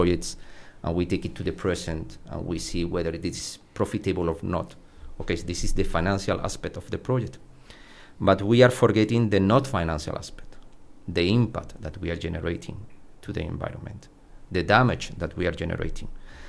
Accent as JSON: {"language": "English", "town": "Córdoba", "region": "Andalusia", "country": "Spain", "tie": "born there", "second_language": "English", "said": "I was born in Cordoba, in the south of Spain, where the weather is very hot"}